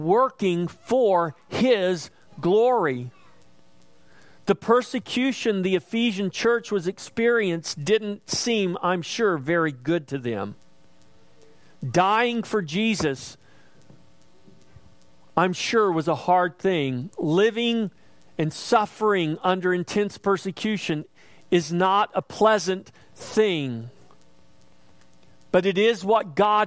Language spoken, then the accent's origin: English; United States; we were born in a quote-unquote Christian nation?